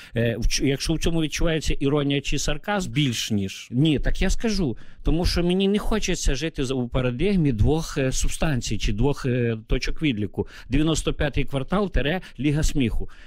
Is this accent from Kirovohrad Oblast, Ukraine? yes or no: no; Bukovina, Chernivtsi Oblast, Ukraine; moved away as an adult; now in Kyiv, Ukraine; Я уроджений гуцул, тобто це українець, який відносить віднесений до народності.